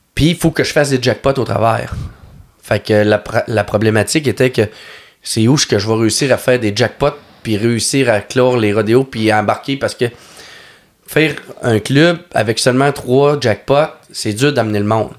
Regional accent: Lac Saint-Jean, Quebec, Canada; je suis natif du lac Saint-Jean

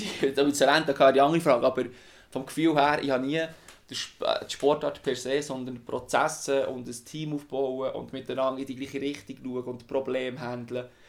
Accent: Wimmis, Bern, Switzerland; Ich bin aufgewachsen im Berner Obland in Wimmis

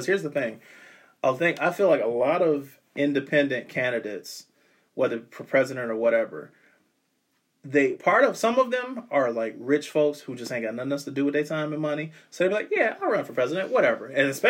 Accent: Ohio, United States; we're from Ohio.

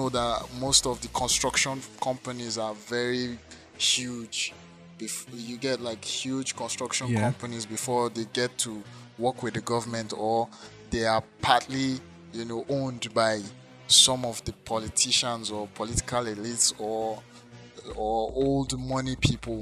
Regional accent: Lagos, Nigeria; moved away; I grew up in Lagos

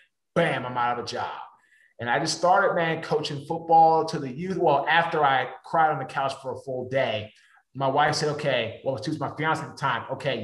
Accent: Washington, District of Columbia, United States; I'm from Washington, D.C.

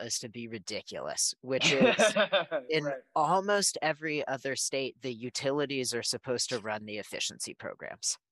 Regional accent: Berkeley, California, United States; we grew up in Berkeley, California

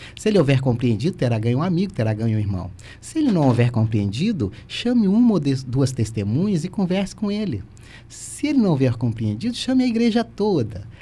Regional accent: Volta Redonda, Rio de Janeiro, Brazil; now in Criciúma, Brazil; natural de Volta Redonda, mas meu pai é mineiro

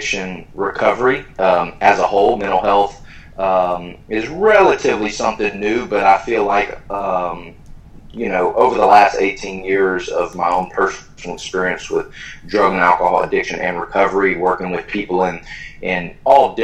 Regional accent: College Station, Texas, United States; moved away as an adult; also born or lived in Philadelphia, Pennsylvania; now in Columbus, United States; I am from Texas, a place called College Station, where Texas A&M is.

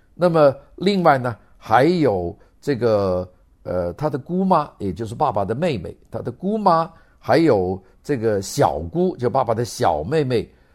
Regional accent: China; 按照我们中国人说

